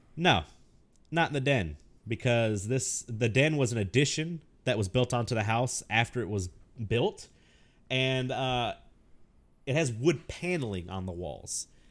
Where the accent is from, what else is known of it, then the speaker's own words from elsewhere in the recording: the South, United States; I grew up in the South.